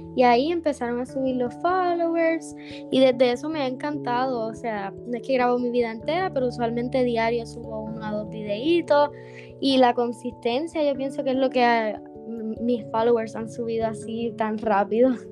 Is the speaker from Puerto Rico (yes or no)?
yes; Dorado, Puerto Rico; now in Bayamón, Puerto Rico; me crié en Dorado y hace ocho años vivo en Bayamón